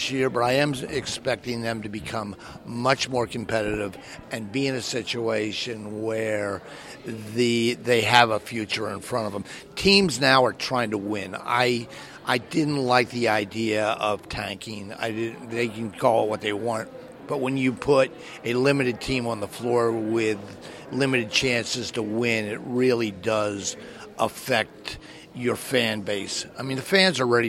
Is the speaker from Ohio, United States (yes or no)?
no; Philadelphia, Pennsylvania, United States; I grew up in Philadelphia